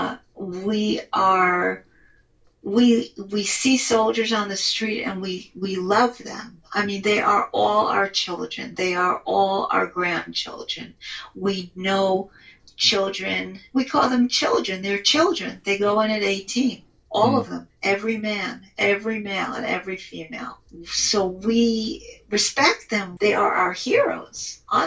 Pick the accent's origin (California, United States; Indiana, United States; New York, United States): New York, United States; now in Israel; I'm an American, New York Israeli